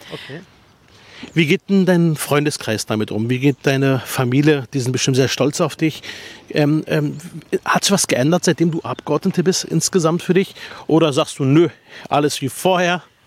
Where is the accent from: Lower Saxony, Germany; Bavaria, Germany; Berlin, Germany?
Berlin, Germany; ich komme aus Spandau